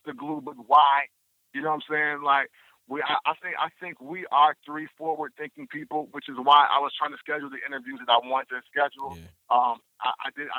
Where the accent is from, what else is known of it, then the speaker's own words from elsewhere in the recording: Illinois, United States; I'm from Illinois